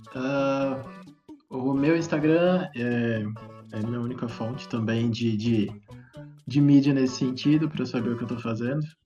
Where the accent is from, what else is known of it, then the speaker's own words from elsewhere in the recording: Brazil; also born or lived in Minas Gerais / Brasília; eu cresci aqui em Minas e Brasília, os dois cerrados, piqui tem, tipo, no quintal de casa